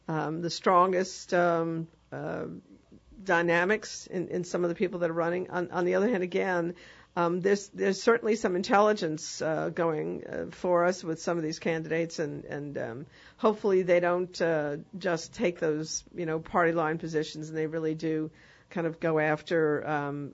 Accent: New York, United States; now in New Orleans, United States; I'm from New York

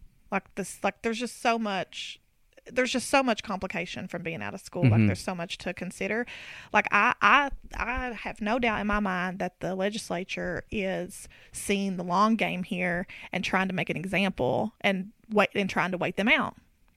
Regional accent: Harlan County line, Kentucky, United States; I grew up on the Harlan County line

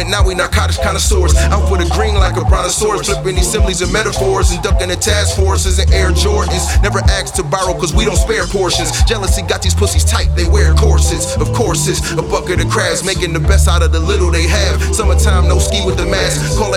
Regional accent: Buffalo, New York, United States; And yes, I'm from Buffalo, New York.

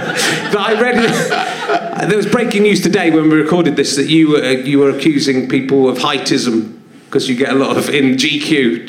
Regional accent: Cheddar, South West England, United Kingdom; I come from Cheddar.

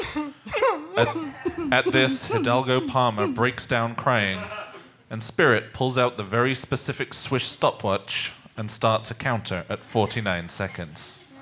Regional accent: England, United Kingdom; I am English, so I only drink tea.

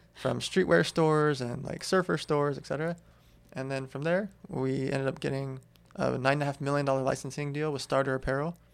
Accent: Los Angeles, California, United States; also born or lived in Russia / San Diego; I grew up in L

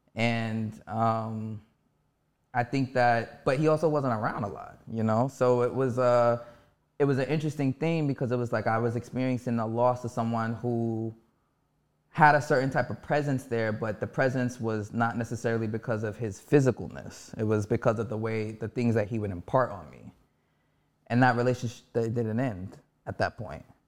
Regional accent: New York City, New York, United States; I'm born and raised in Harlem, New York.

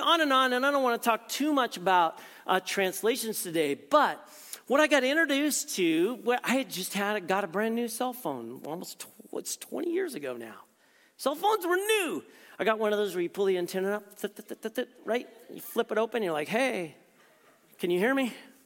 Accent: Prescott, Arizona, United States; moved away as an adult; now in Tucson, United States; I grew up in Prescott, Arizona

